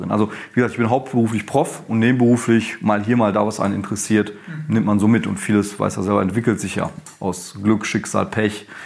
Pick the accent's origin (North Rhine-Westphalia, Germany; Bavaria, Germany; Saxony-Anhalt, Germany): North Rhine-Westphalia, Germany; ich komme gerade aus dem Ruhrgebiet, bin da schon ziemlich lange, seit meinem dritten Lebensjahr wohne ich da, seit über 30 Jahren.